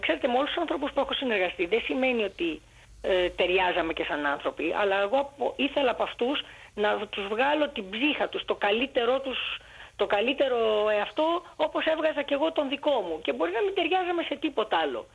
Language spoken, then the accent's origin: Greek; Greece; also born or lived in Alexandria, Egypt; Γεννήθηκα στην Αλεξάνδρεια της Αιγύπτου από Έλληνες γονείς